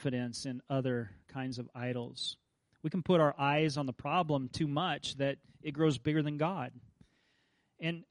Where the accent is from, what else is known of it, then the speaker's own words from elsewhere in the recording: Kansas, United States; I grew up in Kansas